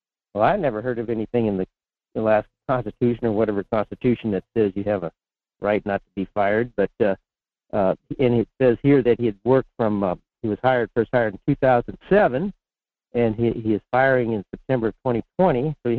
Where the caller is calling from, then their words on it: Fairbanks, Alaska, United States; in Fairbanks.